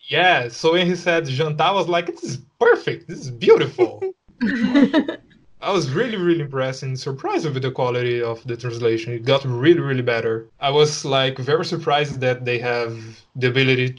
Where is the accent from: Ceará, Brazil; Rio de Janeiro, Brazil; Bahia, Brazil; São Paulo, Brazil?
São Paulo, Brazil; Osasco; I'm from São Paulo. I'm not actually from São Paulo. I'm from Osasco. It's a city next to São Paulo, but it's in the same state